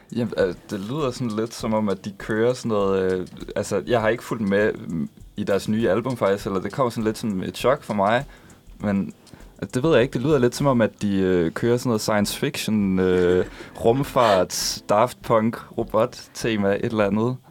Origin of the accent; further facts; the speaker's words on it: Funen, Southern Denmark, Denmark; now in Copenhagen, Denmark; jeg er Fynbo